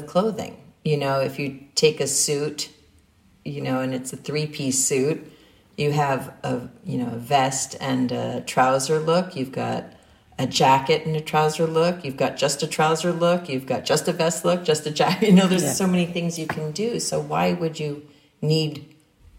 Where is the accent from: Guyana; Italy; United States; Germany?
United States; New York City, New York; I grew up in New York City